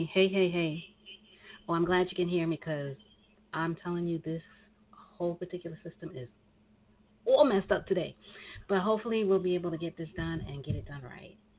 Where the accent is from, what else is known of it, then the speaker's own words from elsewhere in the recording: New York, United States; when I was growing up in New York